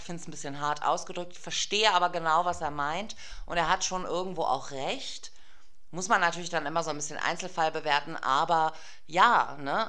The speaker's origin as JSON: {"language": "German", "country": "Germany", "said": "bin Deutsche und zwar in mehreren Generationen"}